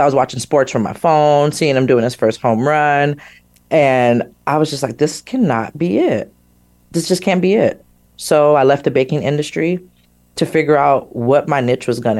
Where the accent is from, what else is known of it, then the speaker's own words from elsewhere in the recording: Sacramento, California, United States; I grew up in Sacramento, California.